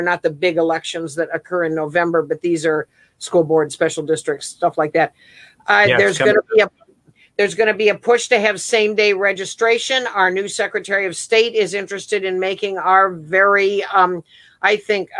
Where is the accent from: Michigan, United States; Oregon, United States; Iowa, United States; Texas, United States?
Oregon, United States; Central; I grew up in Central Oregon. I still have a house there